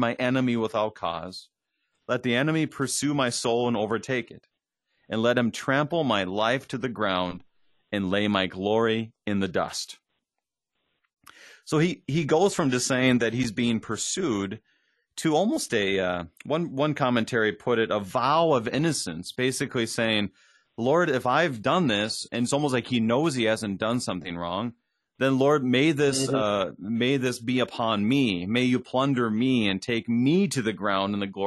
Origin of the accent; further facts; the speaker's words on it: Minnesota, United States; as a Minnesotan